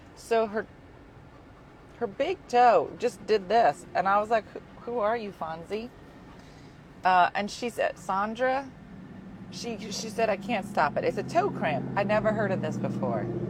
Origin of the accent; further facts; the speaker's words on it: Philadelphia, Pennsylvania, United States; By hometown, I mean my hometown